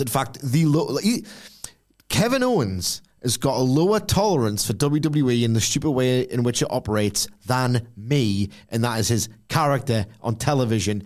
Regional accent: United Kingdom; I'm 38 and I'm British

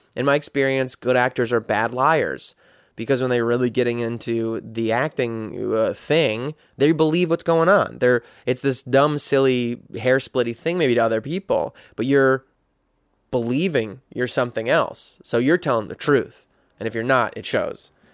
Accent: United States; as a guy growing up in America

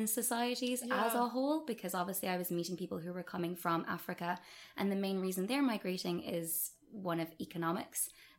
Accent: Munster, Ireland; accent: Dublin; now in Dublin, Ireland; So I'm originally from West Cork, and apologies to all West Cork people for the complete lack of accent and the Dublin twang that I've picked up.

